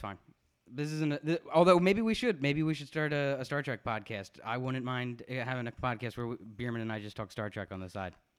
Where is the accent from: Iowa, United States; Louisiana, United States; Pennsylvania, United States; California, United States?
Pennsylvania, United States; Philadelphia; accent: Philly accent (Hoagie Mouth); I have a Hoagie Mouth. I was born this way